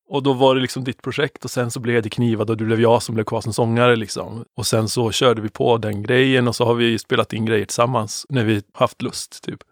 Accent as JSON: {"language": "Swedish", "town": "Sveg", "region": "Jämtland", "country": "Sweden", "said": "det är ett gäng svegare, vi är från Sveg båda två"}